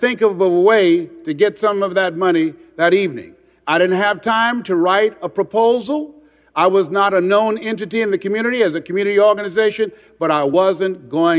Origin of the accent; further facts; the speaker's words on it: Miami, Florida, United States; moved away as an adult; also born or lived in Columbus, Ohio; went back to Miami, Florida, where I was born and raised in Liberty City in Overtown